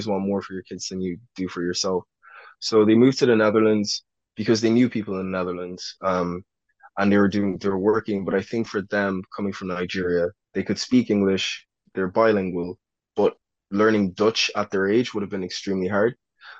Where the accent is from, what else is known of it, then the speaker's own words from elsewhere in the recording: Ireland; when I grew up in Ireland, I was really exposed to a lot of American media. So in Ireland, my accent, for people that were not attuned to the American accent, would sound American.